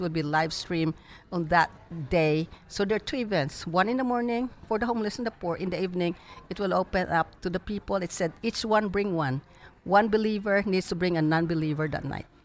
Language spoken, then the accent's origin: English; Philippines; now in Dallas, United States; when I was growing up in the Philippines